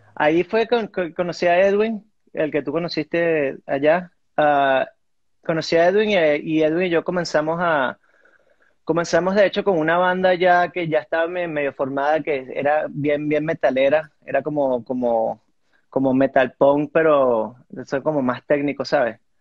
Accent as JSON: {"language": "Spanish", "country": "Venezuela", "tie": "born or raised there", "also_born_or_lived": "Miami", "moved": "as an adult", "lives_now": "United States", "said": "yo nací en Miami y, me crié en, Venezuela. Hasta los, hasta los 18 años viví allá"}